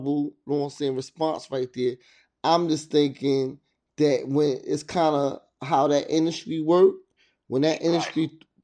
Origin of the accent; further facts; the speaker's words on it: New Jersey, United States; moved away; also born or lived in Virginia; I'm from Jersey. You know what I mean? I'm a Jersey boy. You know what I mean? You know what I mean? I was raised in Jersey, then I moved back to Virginia.